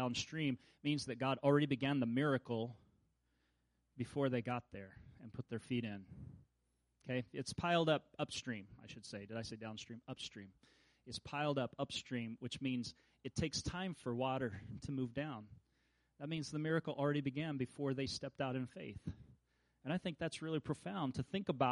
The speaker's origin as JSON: {"language": "English", "region": "Kansas", "country": "United States", "said": "I'm from Kansas"}